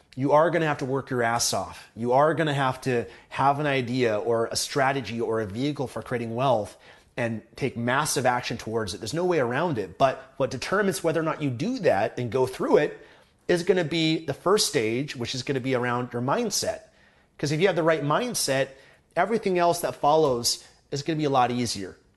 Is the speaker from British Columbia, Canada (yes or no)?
yes; Vancouver, British Columbia, Canada; been born and raised in Vancouver, Canada